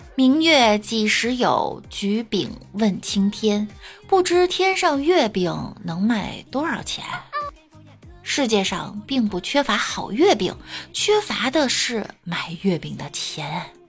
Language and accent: Chinese; northern China, China; 我作为北方人